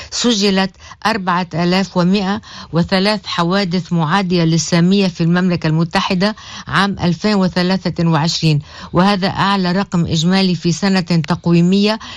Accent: Beit Yahoun, South Governorate, Lebanon; أنا مواطن من الجنوب من بلدة بيت يحون هيدي البلد اللي صارت شبه مهجورة لأنه ثلاث أرباع سكانها فلوا

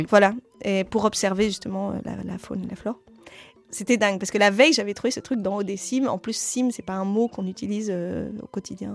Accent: Roubaix, Hauts-de-France, France; accent: accent du Nord; J'ai grandi en ville, j'ai grandi à Roubaix

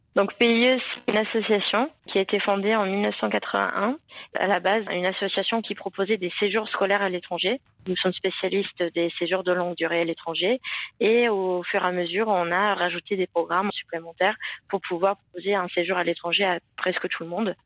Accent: England, United Kingdom; French is a second language; moved away as an adult; now in Aix-en-Provence, France; je suis anglaise

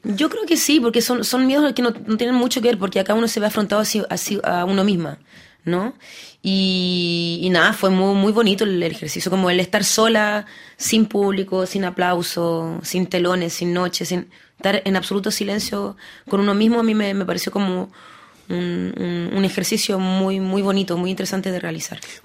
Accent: Paris, Île-de-France, France; also born or lived in Lille, France; yo nací en Lille, después me vine a París, muy joven.

